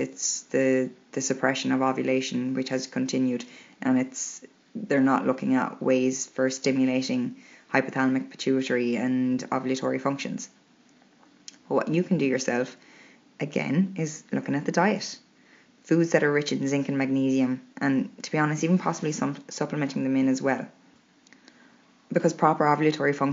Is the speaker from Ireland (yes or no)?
yes; Ireland; We're Irish